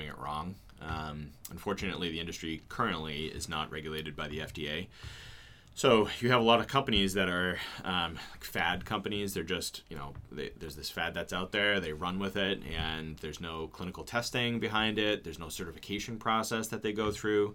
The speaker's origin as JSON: {"language": "English", "town": "Goffstown", "region": "New Hampshire", "country": "United States", "tie": "born or raised there", "also_born_or_lived": "Plymouth, New Hampshire", "said": "I grew up here in Manchester, New Hampshire, Goffstown"}